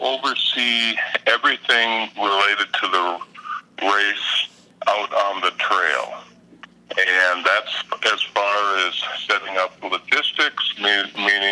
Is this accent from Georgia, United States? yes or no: no; Minnesota, United States; I'm actually from Minnesota